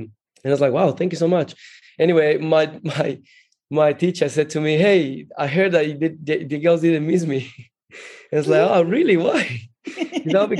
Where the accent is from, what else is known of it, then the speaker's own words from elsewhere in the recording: Brazil; moved away as an adult; also born or lived in Colombia / Rio de Janeiro, Brazil; now in Australia; I was born in Colombia and then grew up in Brazil